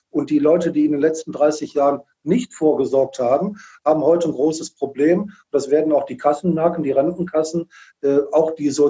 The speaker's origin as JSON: {"language": "German", "town": "Wuppertal", "region": "North Rhine-Westphalia", "country": "Germany", "tie": "born or raised there", "said": "kommt aus Wuppertal. Ich bin auch hier in Wuppertal geboren"}